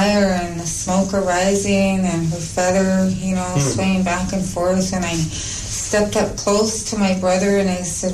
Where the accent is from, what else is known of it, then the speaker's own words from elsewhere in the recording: Alert Bay, British Columbia, Canada; also born or lived in Turner Island; now in Vancouver, Canada; I was born in Alert Bay